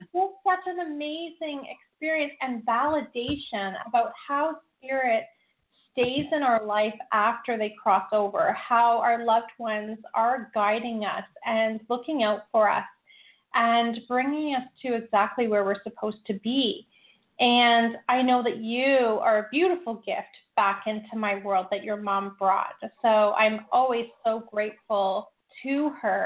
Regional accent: Hamilton, Ontario, Canada; Lisa and I grew up in Hamilton, which is about 45 minutes away from here

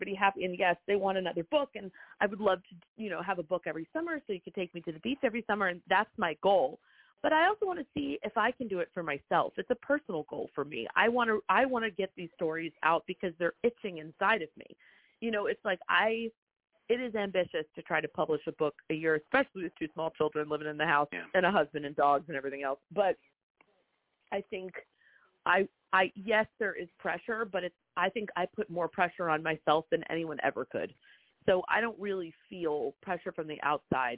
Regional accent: Montclair, New Jersey, United States; moved away as an adult; also born or lived in New York; now in Charleston, United States; I grew up in Montclair, New Jersey, but I spent every summer in the Lowcountry.

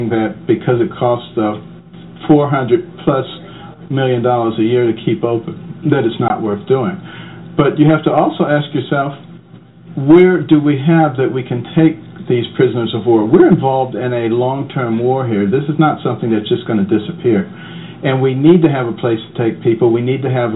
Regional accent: Detroit, Michigan, United States; moved away; also born or lived in Boston; I grew up in Detroit, and I grew up in Boston.

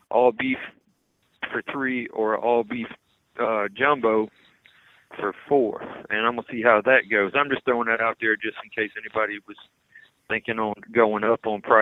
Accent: Louisiana, United States; now in Mississippi, United States; we're originally from Louisiana

